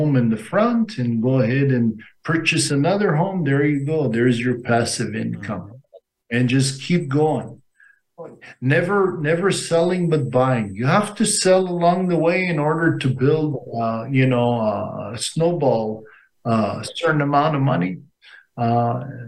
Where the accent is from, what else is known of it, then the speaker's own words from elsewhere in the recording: Las Vegas, Nevada, United States; I'm from Nevada, Las Vegas, Nevada